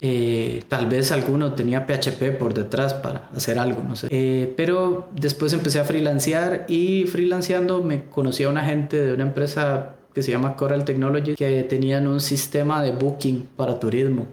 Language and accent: Spanish; El Salvador; moved away as an adult; yo soy salvadoreño en la Universidad de El Salvador